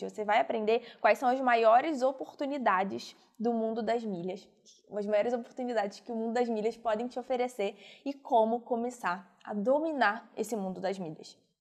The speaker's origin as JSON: {"language": "Portuguese", "region": "Rio de Janeiro", "country": "Brazil", "said": "eu sou do Rio"}